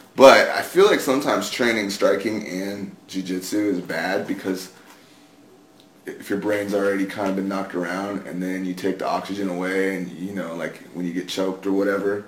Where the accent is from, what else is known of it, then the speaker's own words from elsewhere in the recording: San Antonio, Texas, United States; I grew up in San Antonio